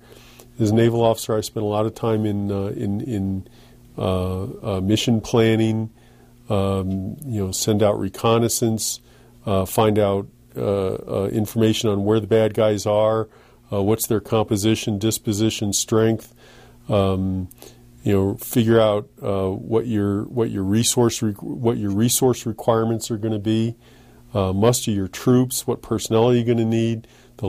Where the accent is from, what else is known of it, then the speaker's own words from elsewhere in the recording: East Coast, United States; moved away as an adult; now in Los Alamos, United States; I was from the East Coast.